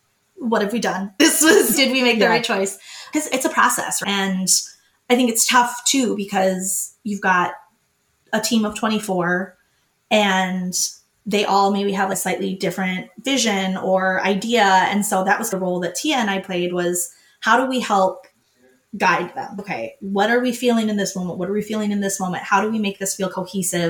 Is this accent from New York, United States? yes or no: no; Minnesota, United States; I'm not staying in Minnesota. I was from Minnesota